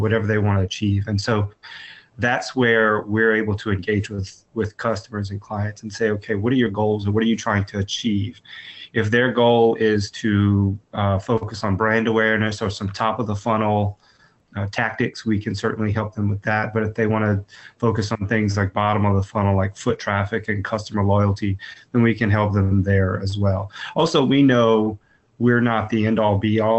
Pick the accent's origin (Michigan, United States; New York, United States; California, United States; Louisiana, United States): Louisiana, United States; Lafayette; I am born and raised in South Louisiana, Lafayette, Louisiana, in fact